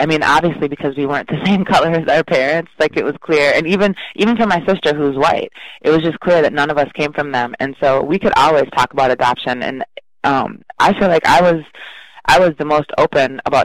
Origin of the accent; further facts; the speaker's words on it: River Falls, Wisconsin, United States; also born or lived in Chicago; I was raised in River Falls, which is a fairly small college town, about 16,000 in Wisconsin